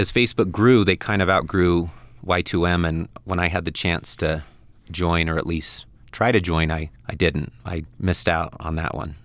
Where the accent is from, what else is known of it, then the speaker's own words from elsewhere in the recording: Ogden, Utah, United States; moved away as an adult; also born or lived in Guatemala / Belize; I'm from Ogden, Utah